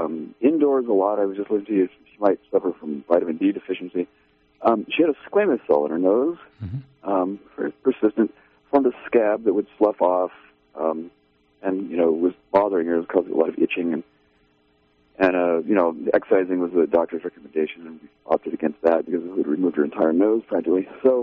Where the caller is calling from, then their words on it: Redway, California, United States; I'm from Redway.